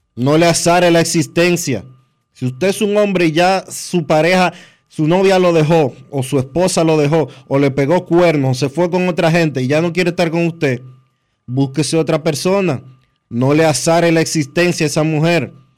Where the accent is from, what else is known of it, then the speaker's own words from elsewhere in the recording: Dominican Republic; no tenemos dos dedos de frente como dominicanos